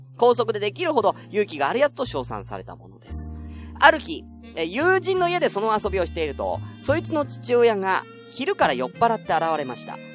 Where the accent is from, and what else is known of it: Tokyo, Japan; born or raised there